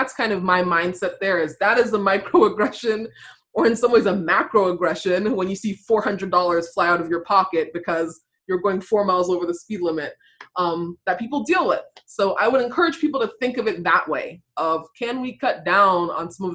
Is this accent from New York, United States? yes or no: no; Virginia, United States; I'm from Virginia